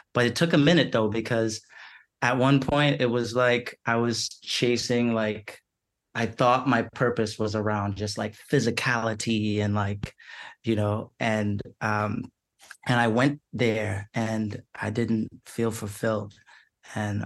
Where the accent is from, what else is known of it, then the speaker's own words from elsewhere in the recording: Siparia, Trinidad & Tobago; I was born at home in Saparia in Trinidad in the South